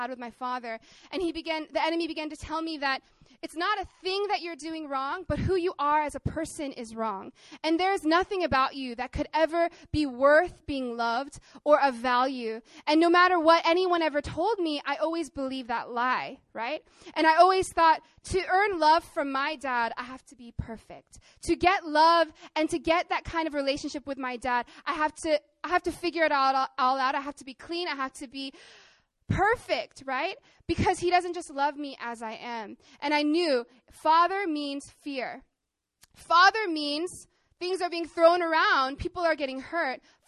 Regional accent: Arkansas, United States; I grew up in Arkansas, in the countryside, to my Korean mom and my American dad

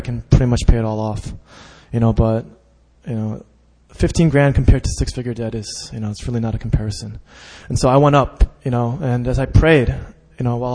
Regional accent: Westchester, New York, United States; I grew up in Westchester, which is an all-Jewish neighborhood

